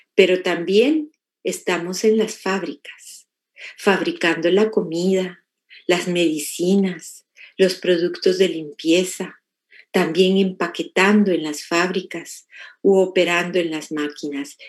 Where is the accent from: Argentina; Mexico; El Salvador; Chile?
Mexico; now in United States; los que nacimos en México y vivimos en Estados Unidos